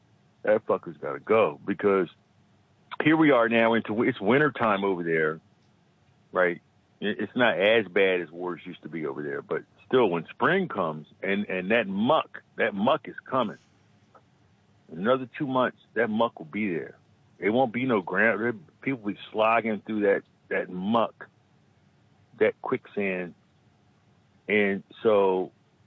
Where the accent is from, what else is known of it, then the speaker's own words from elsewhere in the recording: United States; we're American.